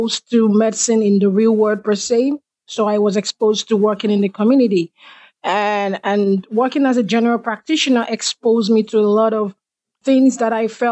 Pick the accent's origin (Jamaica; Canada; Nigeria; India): Nigeria; moved away as an adult; I am from Nigeria. And back in Nigeria, the experiences that I had growing up